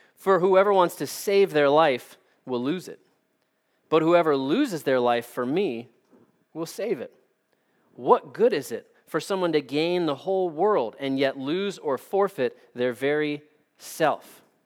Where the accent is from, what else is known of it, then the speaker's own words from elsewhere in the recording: United States; as American Christians